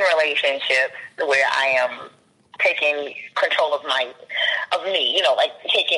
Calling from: Maryland, United States

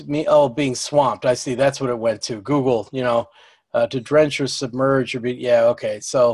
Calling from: Marlborough, Connecticut, United States; I'm podcasting from Marlborough, Connecticut

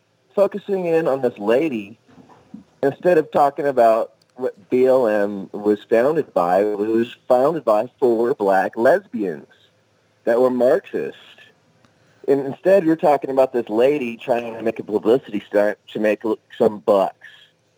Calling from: Oklahoma, United States; from Oklahoma.

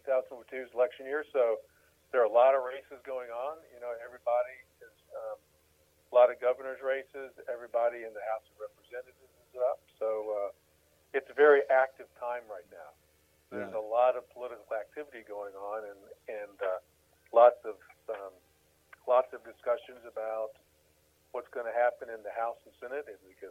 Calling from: Falls Church, Virginia, United States; I am calling from my home in Falls Church, Virginia, which is just outside of Washington, D.C.

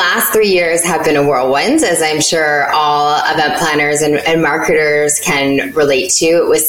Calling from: Connecticut, United States; I am joining you from Connecticut, about an hour outside of New York City.

